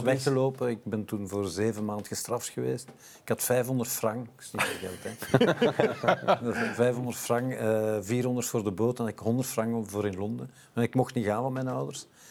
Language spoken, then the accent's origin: Dutch; Brussels, Brussels-Capital Region, Belgium; ik ben Brusselaar, geboren en getogen, in het Frans school geweest, thuis Nederlands, moeder Italiaanse